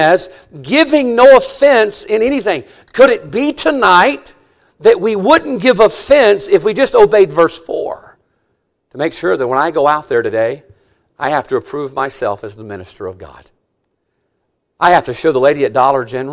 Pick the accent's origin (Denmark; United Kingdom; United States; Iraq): United States; Mississippi; I'm from Mississippi